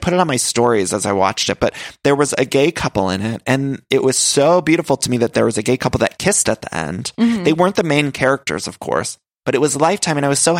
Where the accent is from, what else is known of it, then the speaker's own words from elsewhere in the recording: Cleveland, Ohio, United States; I'm an Ohio gal myself. {S8} Yes. {S7} I'm from the Cleveland area